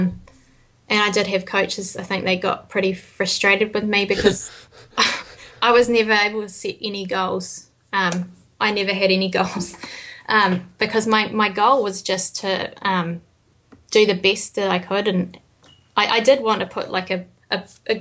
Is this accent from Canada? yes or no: no; New Zealand; being from New Zealand